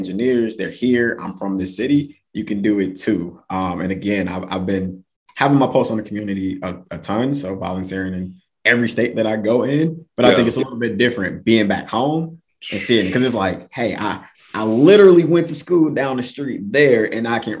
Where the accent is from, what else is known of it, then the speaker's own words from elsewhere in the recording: Milwaukee, Wisconsin, United States; moved away as an adult; also born or lived in North Carolina / Erie, Pennsylvania / Texas; I'm from Milwaukee